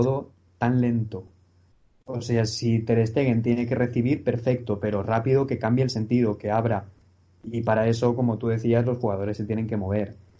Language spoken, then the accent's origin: Spanish; Valencia, Valencian Community, Spain; soy de Valencia